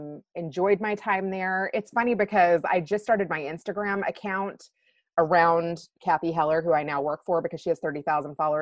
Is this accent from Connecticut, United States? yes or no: no; Kentucky, United States; moved away as an adult; also born or lived in Chicago; I'm a small town girl from Kentucky